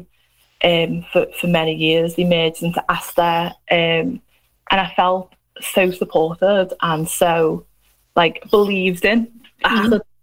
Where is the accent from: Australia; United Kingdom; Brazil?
United Kingdom; Liverpool, North West England; I'm from Liverpool, as you can tell